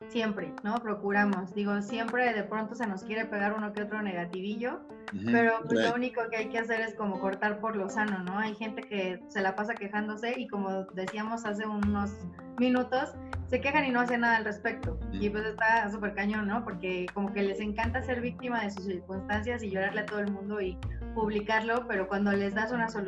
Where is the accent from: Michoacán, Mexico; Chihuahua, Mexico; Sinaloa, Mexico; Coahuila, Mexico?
Coahuila, Mexico; Saltillo; born there; now in Toluca, Mexico; Yo nací en Saltillo, pero pues hace mucho tiempo vivo acá en Toluca, entonces bueno, ya por eso ni acento tengo ni nada.